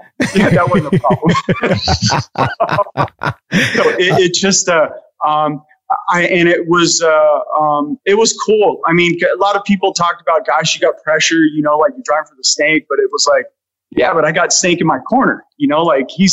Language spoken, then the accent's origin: English; Los Angeles, California, United States; I grew up in the San Fernando Valley